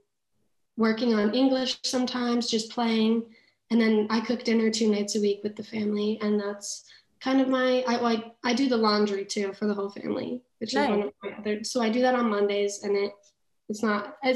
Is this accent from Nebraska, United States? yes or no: no; Colorado, United States; moved away as an adult; now in France; I was from Colorado